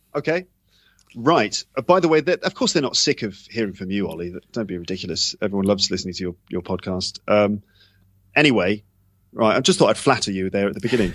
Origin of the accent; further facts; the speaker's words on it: London, United Kingdom; moved away as an adult; also born or lived in Japan; now in Paris, France; I'm from England, I'm from London.